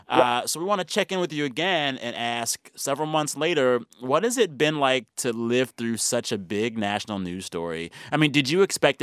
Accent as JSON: {"language": "English", "town": "San Antonio", "region": "Texas", "country": "United States", "tie": "born or raised there", "moved": "yes", "said": "My hometown of San Antonio"}